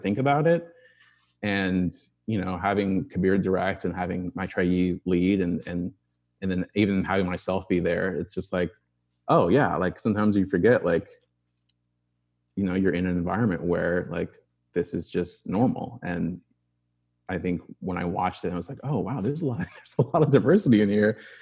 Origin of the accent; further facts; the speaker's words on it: Arizona, United States; I grew up in Arizona, in the suburbs